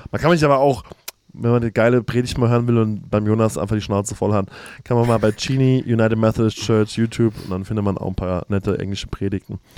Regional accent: Germany; moved away; Ähm, ich komme ursprünglich aus Deutschland, wohne aber jetzt gerade

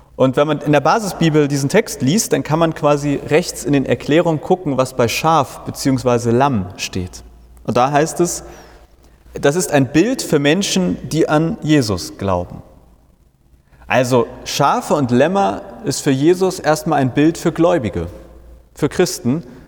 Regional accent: Hamburg, Germany; Ich komme aus Hamburg

